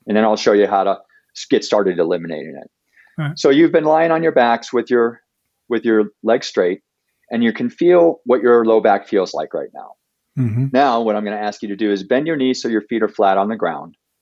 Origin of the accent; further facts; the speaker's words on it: Ohio, United States; now in Denver, United States; I grew up in Ohio